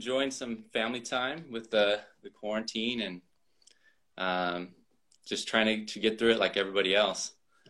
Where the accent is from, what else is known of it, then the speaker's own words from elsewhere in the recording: Bakersfield, California, United States; also born or lived in Texas; I was born in Texas, but I've been in Bakersfield most of my life. So pretty much all Bakersfield.